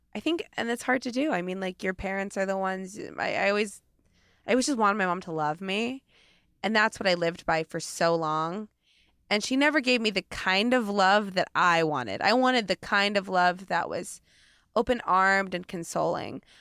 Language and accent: English; Portland, United States; now in Los Angeles, United States; I'm from Portland